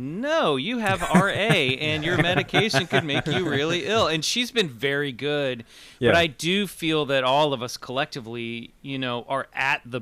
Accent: Kansas City, Missouri, United States; now in Los Angeles, United States; I'm from the Midwest. I live out in LA now. I'm from Kansas City

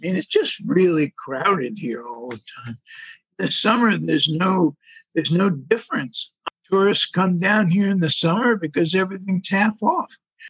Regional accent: New York, United States; now in Florida, United States; a lot of these people came from somewhere else, and I came from New York, and I always feel like I'm 5 steps ahead of them. A lot of stupid people came to Florida.

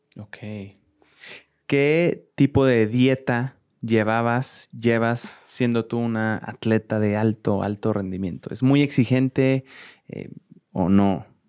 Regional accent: Mexico; a todos como mexicanos

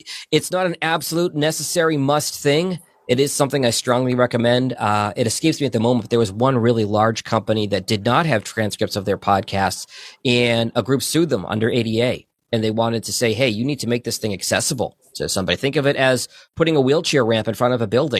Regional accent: Boston, Massachusetts, United States; now in Michigan, United States; I grew up in Boston.

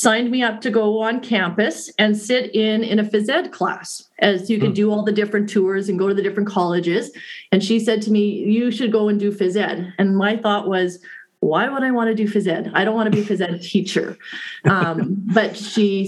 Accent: Saskatoon, Saskatchewan, Canada; I grew up here in Saskatoon, so I've kind of gone full circle, left and came back

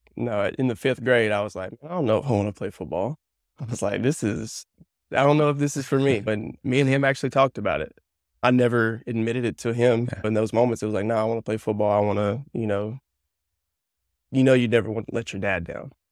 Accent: north central Alabama, United States; I grew up in Alabama, north central Alabama. So, I live about 30 minutes north of Birmingham.

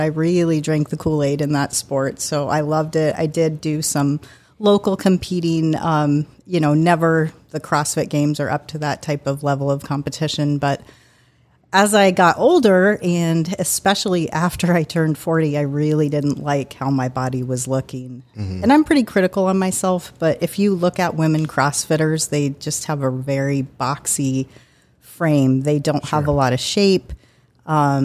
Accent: Salida, Colorado, United States; moved away as an adult; I grew up in a small little mountain town called Salida, Colorado

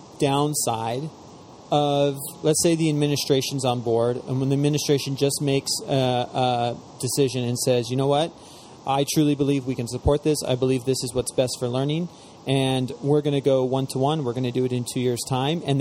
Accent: Spokane, Washington, United States; I'm from Spokane.

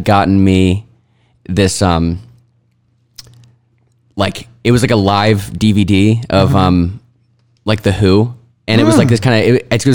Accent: Phoenix, Arizona, United States; also born or lived in Boston; I was born here. Went to high school here. Went to middle school here

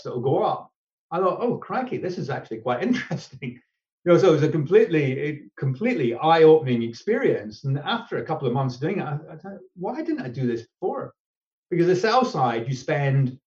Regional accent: Scotland, United Kingdom; being Scottish

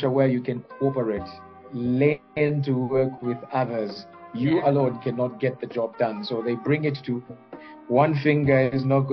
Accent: Zambia; I'm from Zambia.

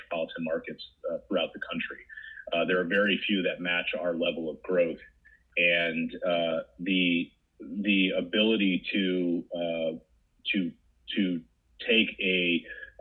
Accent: South Bend, Indiana, United States; now in Nashville, United States; I grew up in South Bend, Indiana

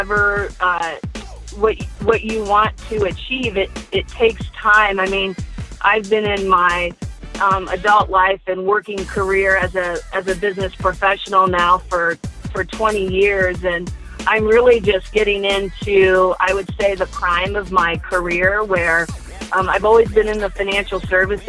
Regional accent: western Nebraska, United States; now in Lincoln, United States; I grew up in Nebraska, in the western part of the state of Nebraska, and I am, as a child, I grew up on a farm.

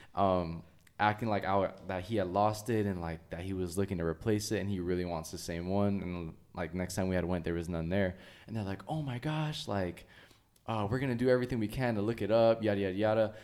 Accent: Oxnard, California, United States; also born or lived in Ventura, California; I grew up in Oxnard all my life.

